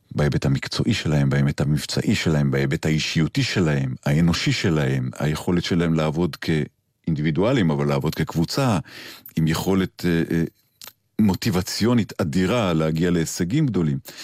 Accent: Kfar Saba, Central District, Israel; אני גדלתי במקום שלא הכרתי טייסים. גדלתי ברמתיים ובכפר סבא

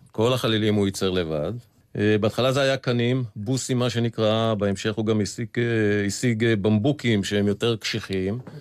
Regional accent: Tel Aviv, Tel Aviv District, Israel; וב-54 הם חזרו לארץ, והקימו בית בשכונת אפקה בתל אביב, שם גדלנו.

